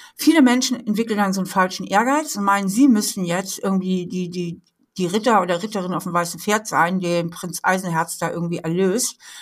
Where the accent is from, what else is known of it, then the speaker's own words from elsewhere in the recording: Hamburg, Germany; moved away as an adult; now in Trier, Germany; Ich bin äh, aufgewachsen in Hamburg, bin dann zum Studieren hier nach Trier in die Mosel gekommen und finde das hier so schön, dass ich hier geblieben bin